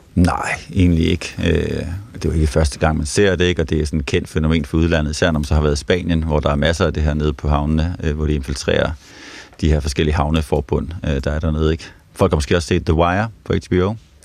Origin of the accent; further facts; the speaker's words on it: Nyborg, Southern Denmark, Denmark; Nu er jeg fra Nyborg af, sådan uh, Nyborgs uh, hårde drenge